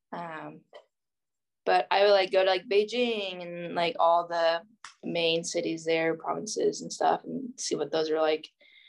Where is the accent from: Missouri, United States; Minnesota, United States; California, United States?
Missouri, United States; also born or lived in Jiangxi, China; I'm actually student teaching in my hometown, but not the same school I went to, but in my hometown